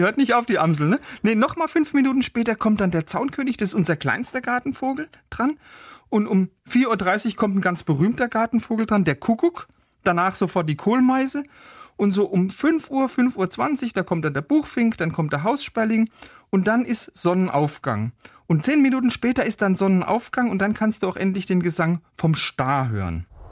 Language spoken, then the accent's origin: German; Baden-Württemberg, Germany; ich komme ja aus Baden-Württemberg